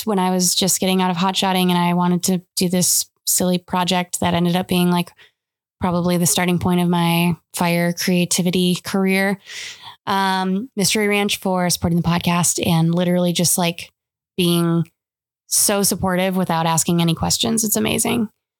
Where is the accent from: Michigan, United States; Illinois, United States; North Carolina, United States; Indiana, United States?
Michigan, United States; moved away; Growing up in Michigan.